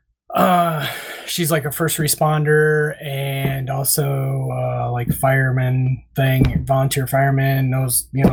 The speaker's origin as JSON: {"language": "English", "town": "Urbana", "region": "Iowa", "country": "United States", "tie": "born or raised there", "said": "my hometown here in Urbana"}